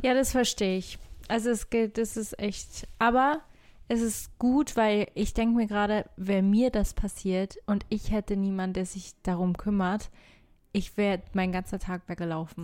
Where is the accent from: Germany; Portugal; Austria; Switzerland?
Portugal; Algarve; in der Algarve, äh, da wo ich aufgewachsen bin